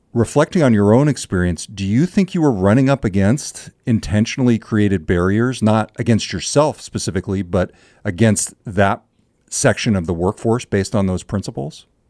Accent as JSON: {"language": "English", "region": "California", "country": "United States", "tie": "born or raised there", "said": "the town where I grew up in California"}